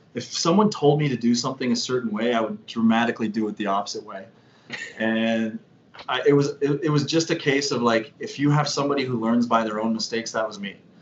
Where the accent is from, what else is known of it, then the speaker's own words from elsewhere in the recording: Canada; as Canadian kids